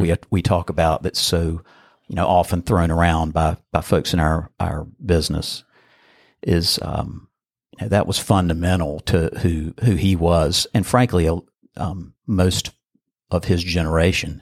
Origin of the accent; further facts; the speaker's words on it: Burlington, North Carolina, United States; I grew up in Burlington, which was, uh, thirty minutes away, right down the road